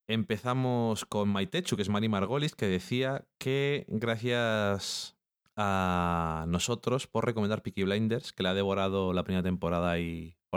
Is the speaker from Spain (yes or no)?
yes; Burgos, Castile and León, Spain; Eso yo lo digo así, porque soy de Burgos.